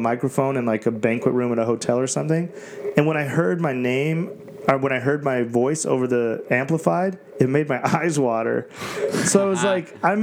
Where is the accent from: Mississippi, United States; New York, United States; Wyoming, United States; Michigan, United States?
Wyoming, United States; moved away; also born or lived in Las Vegas; I was a kid from Wyoming